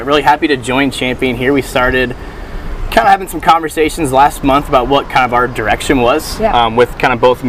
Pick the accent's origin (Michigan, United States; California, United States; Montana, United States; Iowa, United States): Iowa, United States; Estherville; also born or lived in Des Moines; I was born and raised in Estherville and just kind of wanted to come back home